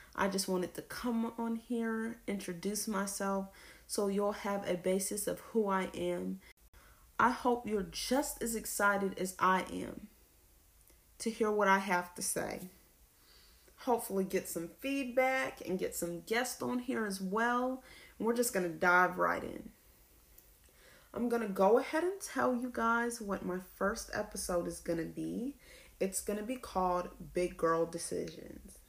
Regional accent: Lawrenceville, Georgia, United States; I am from Lawrenceville, Georgia

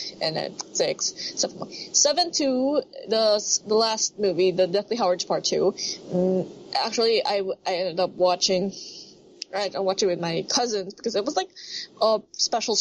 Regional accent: Manila, Metro Manila, Philippines; super north of the Manila, my hometown, my home place.

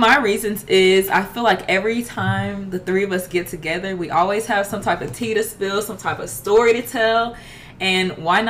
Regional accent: Dallas, Texas, United States; now in Houston, United States; I'm another co-host. I'm 22 years old as well and I'm from Dallas, Texas.

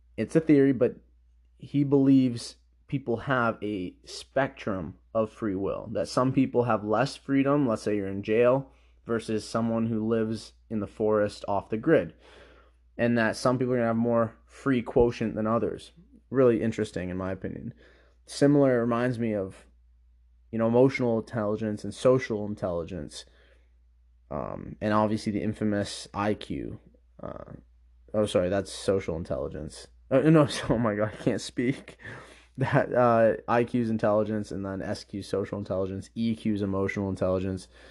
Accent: Canada; I was born in Canada

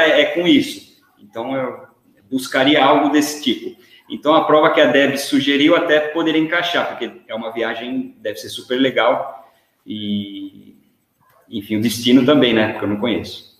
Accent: Brazil; moved away; Aqui, quando eu falo que eu sou brasileiro, os caras já me perguntam se eu sou do Rio

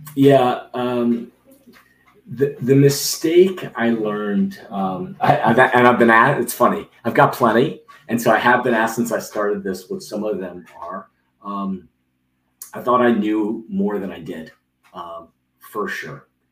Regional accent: Rockville, Maryland, United States; I grew up in Rockville, Maryland

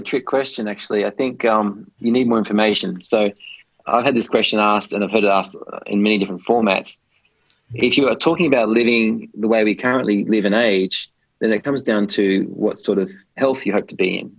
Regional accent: Australia; moved away as an adult; also born or lived in London / Hong Kong; I grew up in Australia

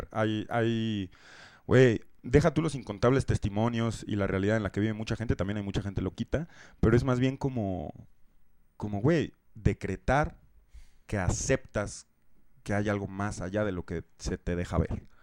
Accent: Mexico City, Mexico; de la Ciudad de México.

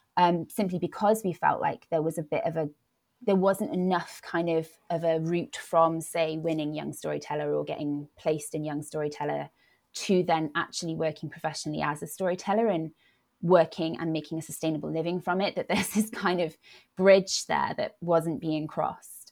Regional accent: Wales, United Kingdom; first language Welsh and English; moved away as an adult; also born or lived in Birmingham; I grew up in Wales. I grew up speaking Welsh and English

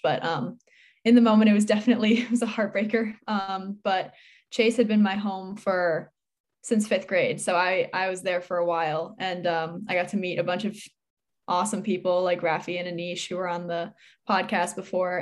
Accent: Newtown, Connecticut, United States; I'm from Newtown, Connecticut, and I'm eighteen

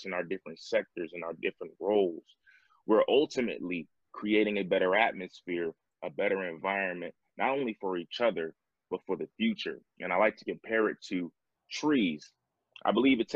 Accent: New York, United States; now in Atlanta, United States; my home state. I'm now living in Atlanta. But I was in Buffalo, New York

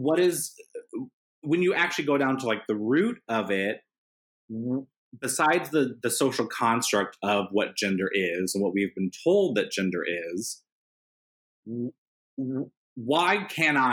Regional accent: Indiana, United States; growing up in Indiana

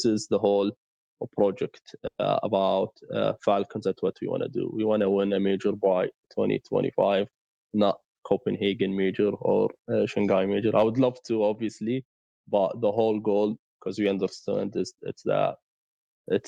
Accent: Saudi Arabia; we are from Saudi

